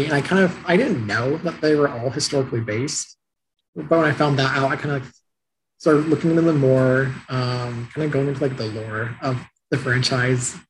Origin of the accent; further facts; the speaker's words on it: Westfield, Indiana, United States; moved away as an adult; now in Williamsburg, United States; I'm from Westfield, Indiana, which is like a little suburb north of Indianapolis